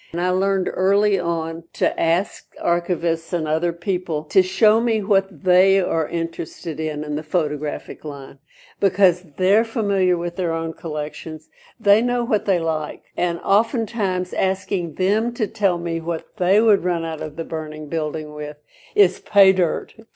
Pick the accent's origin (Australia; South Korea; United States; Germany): United States; Birmingham, Alabama; I was born and brought up in Birmingham, Alabama.